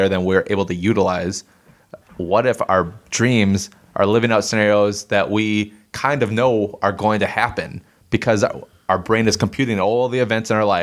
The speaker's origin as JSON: {"language": "English", "town": "Circle Pines", "region": "Minnesota", "country": "United States", "tie": "born or raised there", "said": "my hometown, Circle Pines"}